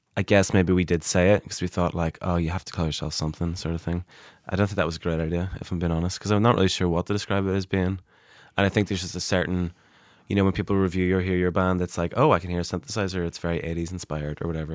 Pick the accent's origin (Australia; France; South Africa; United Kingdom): United Kingdom; Derry, Northern Ireland; I'm from Derry